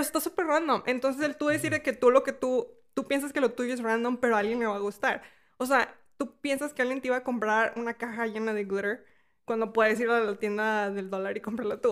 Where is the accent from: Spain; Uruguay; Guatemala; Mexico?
Mexico; now in United States; Yo cuando vivía en México, o sea, yo soy de México, mi abuela vivía aquí